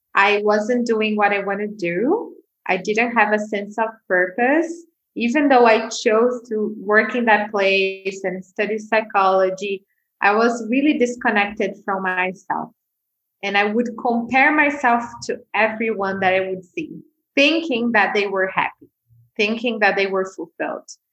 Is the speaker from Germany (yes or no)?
no; São Paulo, Brazil; moved away as an adult; also born or lived in Bali; I grew up in Brazil, in Sao Paulo, which is one of the biggest cities in, in the world.